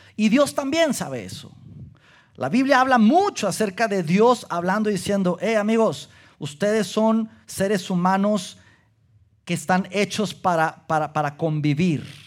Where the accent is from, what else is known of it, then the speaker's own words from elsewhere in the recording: Durango, Mexico; moved away; nací, crecí en la ciudad de Durango